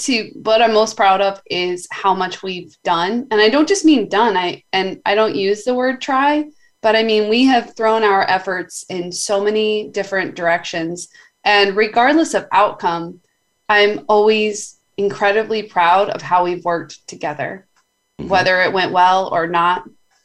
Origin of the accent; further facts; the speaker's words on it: Dallas, Texas, United States; You live Dallas, Texas.